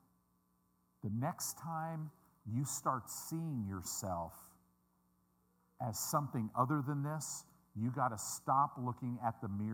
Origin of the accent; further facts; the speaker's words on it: Midwest, United States; I'm a Midwesterner